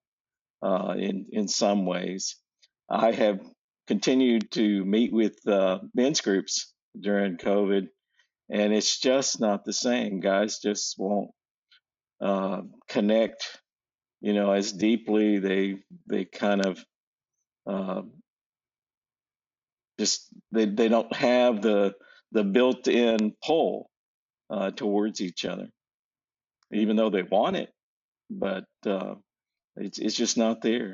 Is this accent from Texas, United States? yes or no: yes; Abilene, Texas, United States; moved away as an adult; also born or lived in Colorado; I'm from Abilene, Texas. And though I lived my teen years in Colorado, and most of my life, though, I was in Abilene